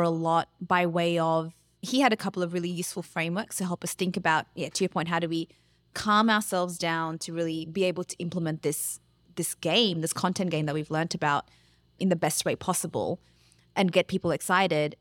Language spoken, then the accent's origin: English; Australia; as Australians, because that's who we are